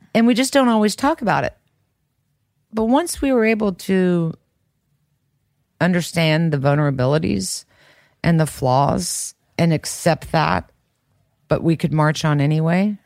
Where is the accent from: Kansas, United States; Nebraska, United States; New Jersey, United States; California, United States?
Kansas, United States; growing up in Kansas